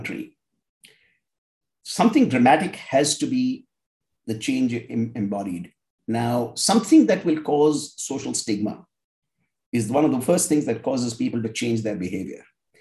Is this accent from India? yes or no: yes; India; I grew up in India